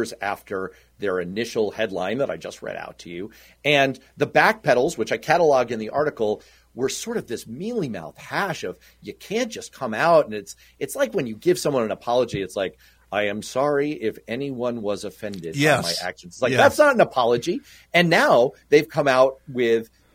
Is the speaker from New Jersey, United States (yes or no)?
no; New York City, New York, United States; I grew up in Manhattan. Mm-hmm. I grew up in New York City